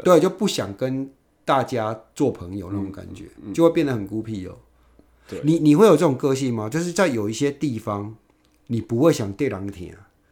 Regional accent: Yunlin County, Taiwan; moved away as an adult; also born or lived in Taipei; 我们云林那边

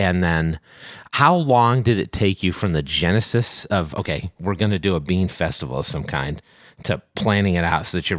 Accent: Boston, Massachusetts, United States; Now, many of you may know, I am from the Boston area, and I wanted to introduce to you my friend Dan, who's organizing a very special event in Boston.

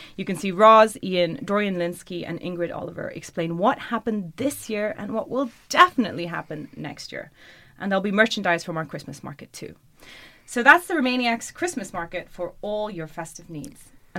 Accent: Germany; moved away; In my home country of Germany

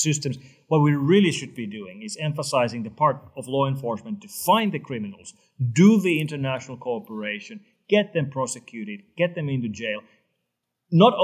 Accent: Finland; my home country of Finland

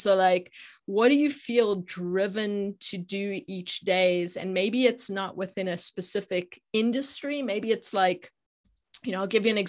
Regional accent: Johannesburg, Gauteng, South Africa; now in United States; Yeah, so I grew up in South Africa. In Johannesburg, but have been in the US for 23 years, so I've been here a long time.

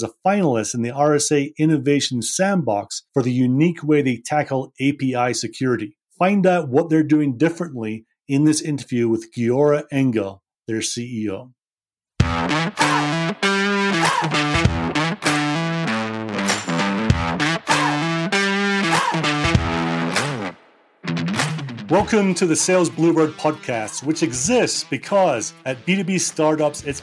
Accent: Scotland, United Kingdom; I'm a sales guy and I'm from Scotland

